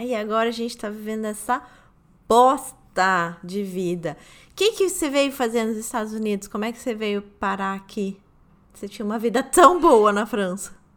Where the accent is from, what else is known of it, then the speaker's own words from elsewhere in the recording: Rio de Janeiro, Brazil; moved away as an adult; now in New York, United States; Eu sou carioca também